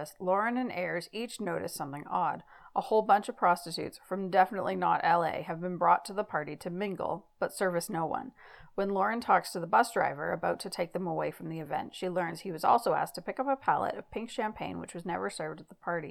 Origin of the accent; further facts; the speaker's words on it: Canada; accent: Canadian; my sexy Canadian accent.